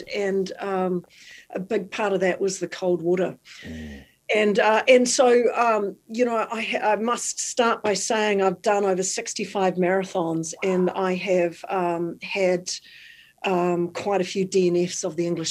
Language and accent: English; New Zealand; moved away; I'm from New Zealand. In New Zealand, I was 2 and a half